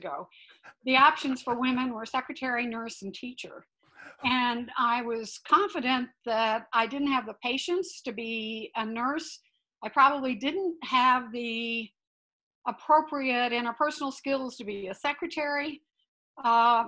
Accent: Northwest Missouri, United States; I grew up in Northwest Missouri in a very small town

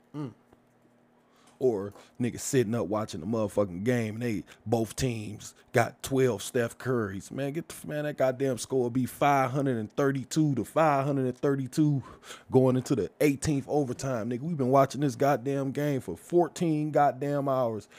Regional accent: Detroit, Michigan, United States; also born or lived in Brightmoor; I grew up in the Hermitage Garden Projects. Moved from there, moved to Brightmoor

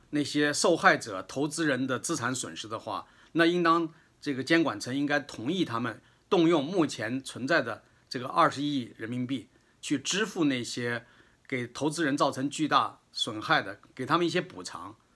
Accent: China; 我们中国人里边其实有很多数量比例很高的人群里边都有一些亚健康

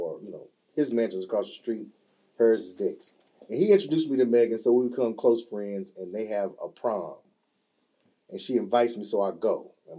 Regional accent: Robeson County, North Carolina, United States; I'm from Robinson County, which is at the bottom of the state in the South. So in our county, there are three races. There's black, white, and Native American. We call them Indians. So the Lumbees.

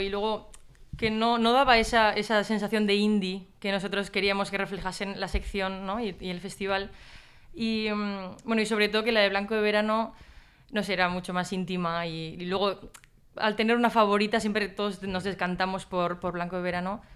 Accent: San Sebastián, Basque Country, Spain; yo soy de San Sebastián

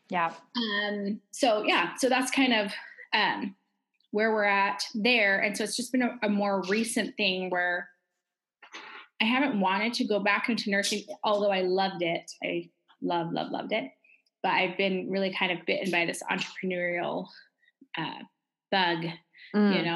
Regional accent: Alaska, United States; moved away as an adult; also born or lived in Arizona; I grew up primarily in the state of Alaska in the United States. Mm-hmm. Um, my mother worked was a government employee, and so we lived in Arizona for a while, then Alaska, and that's where I lived when I moved away from home.

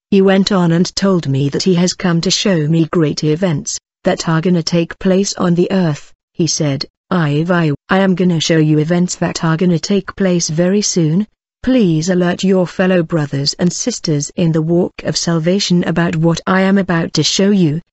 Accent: KwaZulu-Natal, South Africa; I'm from South Africa, in the province of KwaZulu-Natal.

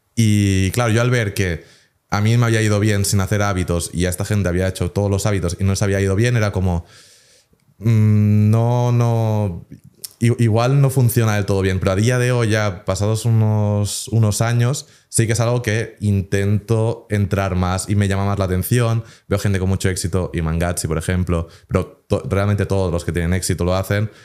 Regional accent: Spain; moved away; yo aunque no viva en España, pues digo, oye, pues soy español

